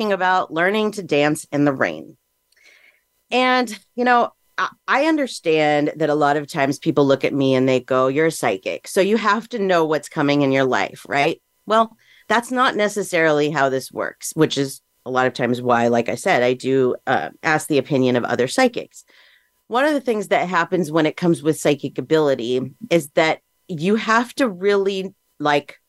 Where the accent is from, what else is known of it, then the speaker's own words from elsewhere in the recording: Southern California, United States; also born or lived in Las Vegas, Nevada; I grew up here in Southern California. And then at 18, I moved to Las Vegas. And then I moved back here in 2010